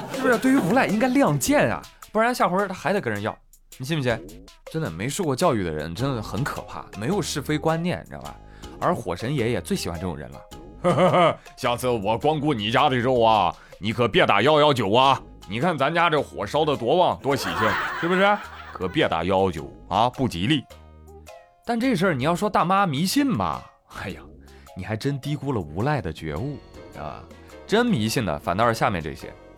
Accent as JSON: {"language": "Chinese", "country": "China", "said": "我们中国人"}